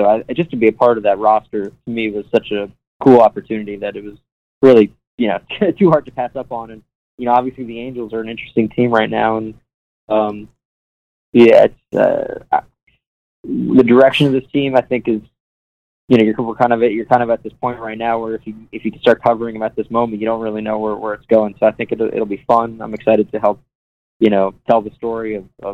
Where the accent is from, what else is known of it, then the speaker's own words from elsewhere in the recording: New York City, New York, United States; also born or lived in Syracuse, New York / Albany, New York / Virginia / Auburn, Alabama; now in California, United States; I'm from New York City